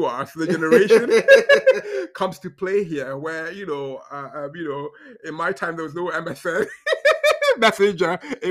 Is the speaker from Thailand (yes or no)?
no; Ghana; also born or lived in Zambia / Kenya; I grew up in Ghana, Zambia, Kenya